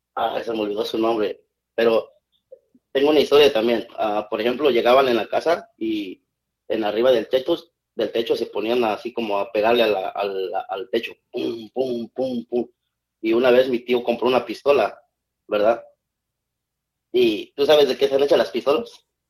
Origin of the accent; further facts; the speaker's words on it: San Lorenzo Cacaotepec, Etla, Oaxaca, Mexico; moved away; Cuando estaba chiquito en mi, pueblo, vengo de un pueblo de Oaxaca